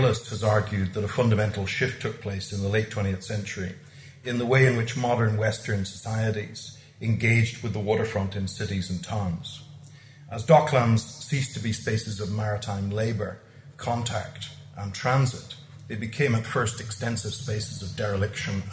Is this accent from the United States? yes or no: no; Dundalk, Leinster, Ireland; when I was growing up in Dundalk